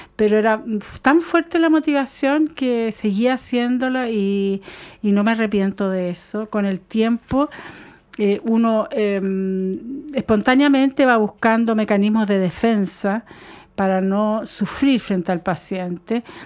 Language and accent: Spanish; Chile; los niños en mi país